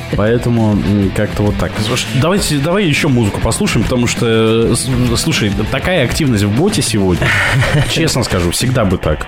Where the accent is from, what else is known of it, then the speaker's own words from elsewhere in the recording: Kamchatka Krai, Russia; moved away as an adult; Я, э, уехал в четырнадцатом году с Камчатки.